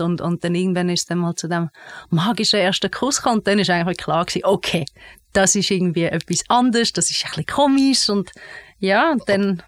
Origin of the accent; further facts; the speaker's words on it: Bernese Oberland, Switzerland; Ich bin im Berner Oberland aufgewachsen, in einer Familie mit drei Kindern